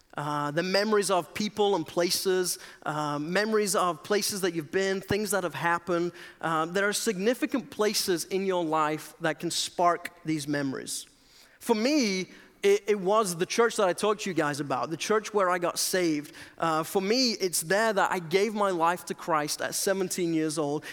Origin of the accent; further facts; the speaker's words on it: England, United Kingdom; moved away as an adult; I'm originally from England